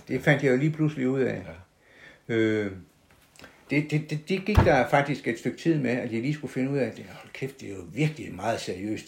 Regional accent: South Jutland, Southern Denmark, Denmark; accent: Sønderjysk (South Jutlandic); first language South Jutlandic; så jeg vil bruge mit modersmål

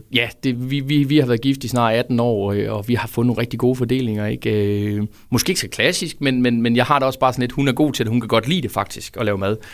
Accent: Fredericia, Southern Denmark, Denmark; det er en fredsianer, født og opvokset i Fredericia

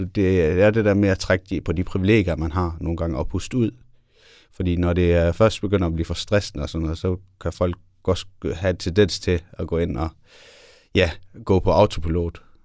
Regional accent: Denmark; jeg er også født og opvokset i Danmark

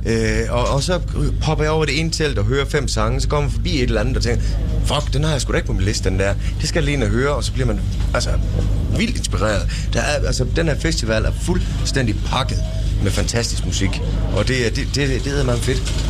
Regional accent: Tønder, Southern Denmark, Denmark; moved away; da jeg flyttede fra Tønder heraf, så var det, det var en, en kæmpe bedrift. Mm. For jeg var glad for at komme væk fra Tønder.

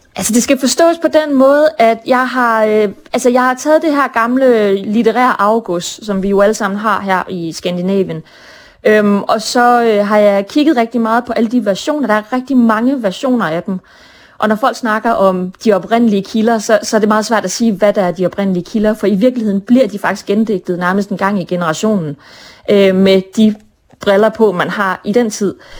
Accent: Brønderslev, North Denmark Region, Denmark; now in Copenhagen, Denmark; jeg er født og opvokset i Brønderslev. Selvom jeg bor i København nu

